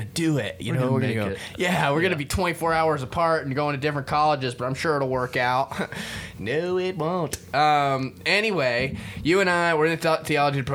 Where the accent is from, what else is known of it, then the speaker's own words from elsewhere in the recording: Florida, United States; We're both from Florida